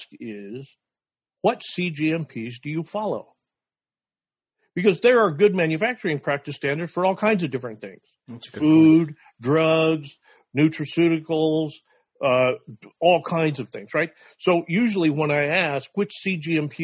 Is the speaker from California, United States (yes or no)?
no; Wyoming, United States; I'm from Wyoming